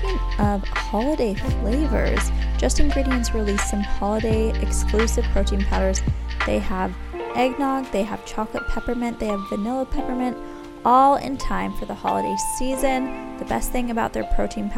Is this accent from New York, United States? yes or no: yes; New York area, United States; I am from the New York area